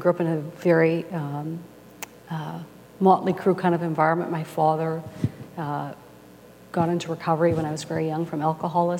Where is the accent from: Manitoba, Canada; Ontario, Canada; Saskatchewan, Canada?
Manitoba, Canada; Winnipeg; from the time I was 6 years old, I grew up in Winnipeg